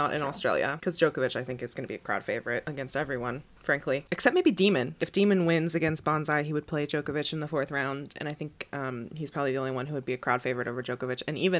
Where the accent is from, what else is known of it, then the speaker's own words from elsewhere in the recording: Pennsylvania, United States; I'm from Pennsylvania